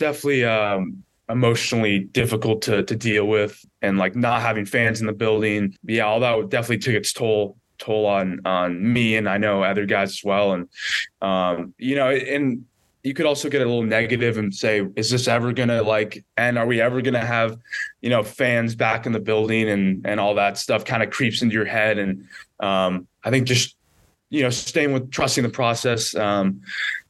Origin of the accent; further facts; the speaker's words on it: San Diego, California, United States; growing up in San Diego, I was a local guy, local product. Went to Torrey Pines High School